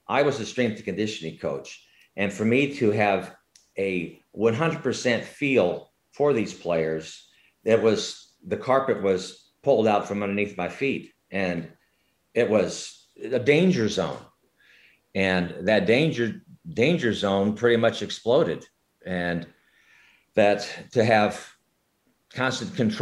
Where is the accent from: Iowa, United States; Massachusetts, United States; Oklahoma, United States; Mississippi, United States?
Iowa, United States; Sioux City; I grew up in Sioux City, Iowa